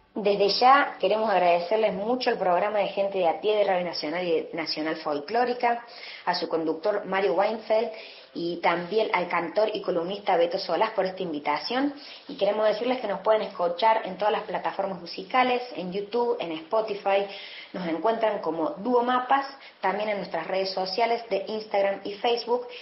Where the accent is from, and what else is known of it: Bariloche, Río Negro, Argentina; born or raised there; also born or lived in Villa María, Córdoba, Argentina